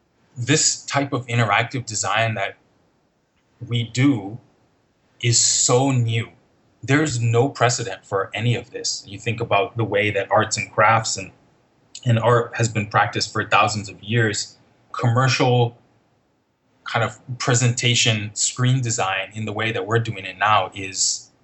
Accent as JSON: {"language": "English", "country": "Nigeria", "tie": "born or raised there", "said": "It seemed completely normal to me."}